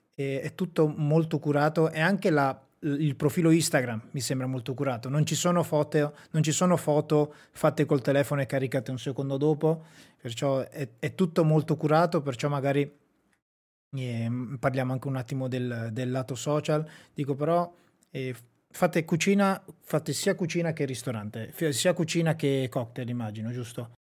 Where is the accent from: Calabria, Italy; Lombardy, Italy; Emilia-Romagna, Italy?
Emilia-Romagna, Italy; Sassuolo; moved away; also born or lived in Rovato; Io sono di Sassuolo, un paese vicino a Modena